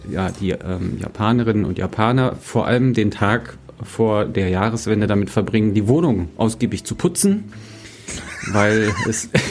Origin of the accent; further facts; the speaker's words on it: Germany; bin ja in Deutschland groß geworden, deswegen ich muss wirklich vorsichtig sein, was ich da sage.